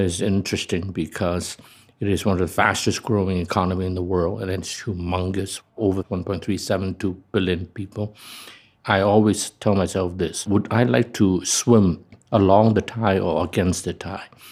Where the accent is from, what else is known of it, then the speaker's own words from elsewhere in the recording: Hong Kong; from Hong Kong